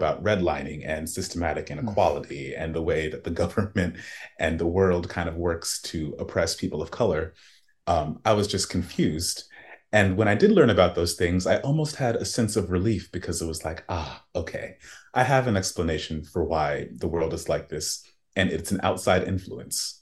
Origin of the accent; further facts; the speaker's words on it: Tallahassee, Florida, United States; I was born in Florida and an immigrants' village in Tallahassee